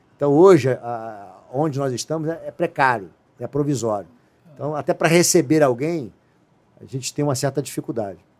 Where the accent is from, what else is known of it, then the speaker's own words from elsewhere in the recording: Rio de Janeiro, Brazil; eu sou carioca. Moro no Rio de Janeiro.